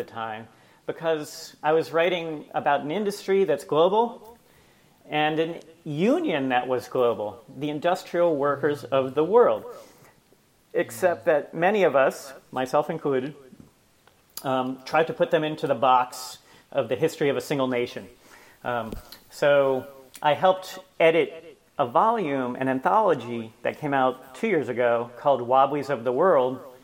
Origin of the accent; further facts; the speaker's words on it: United States; as an American